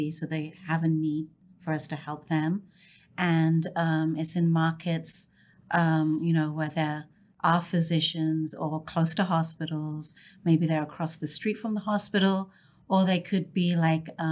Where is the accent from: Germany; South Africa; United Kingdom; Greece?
United Kingdom; London; moved away as an adult; also born or lived in Cambridge; now in Dallas-Fort Worth, United States; I grew up in London